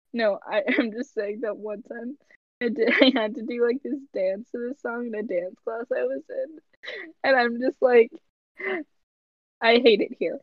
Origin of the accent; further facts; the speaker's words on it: United States; we're American